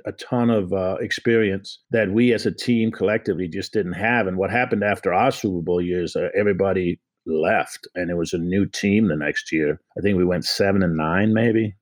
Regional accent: Copenhagen, Capital Region of Denmark, Denmark; moved away as an adult; now in United States; I'm from Copenhagen, Denmark. So I came over in 1977 as an exchange student.

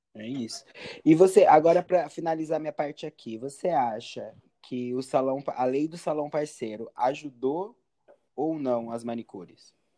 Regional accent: Rio de Janeiro, Brazil; Eu sou do Rio de Janeiro

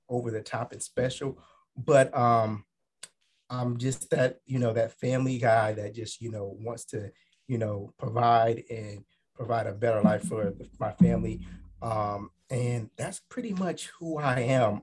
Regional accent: Akron, Ohio, United States; now in Washington, DC, United States; I'm originally from Akron, Ohio. I'm um, currently living in the DC area

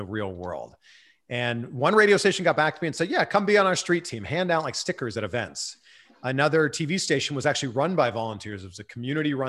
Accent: Pickering, Ontario, Canada; I take the train in from my hometown Pickering into Toronto

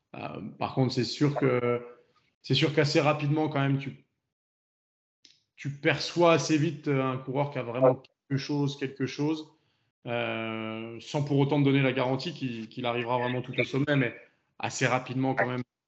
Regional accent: France; on est français, donc on est français

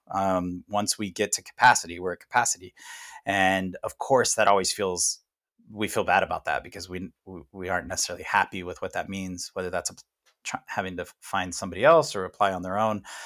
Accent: United States; as American

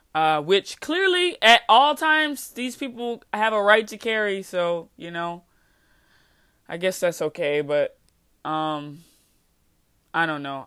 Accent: United States; I'm an American citizen by paper, by birthright, but I don't feel American

